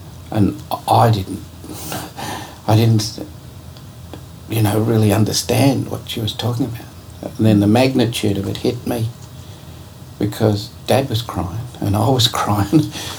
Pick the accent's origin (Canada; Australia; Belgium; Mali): Australia; Geraldton, Western Australia; So I was born in Geraldton. I called Geraldton home because I was born there.